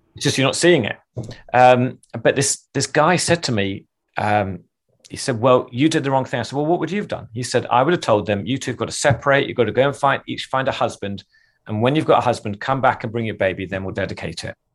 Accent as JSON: {"language": "English", "region": "England", "country": "United Kingdom", "said": "I'm English"}